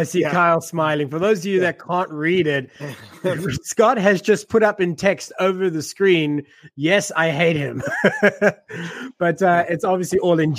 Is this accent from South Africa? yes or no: yes; South Africa; now in United States; so I was born and raised in South Africa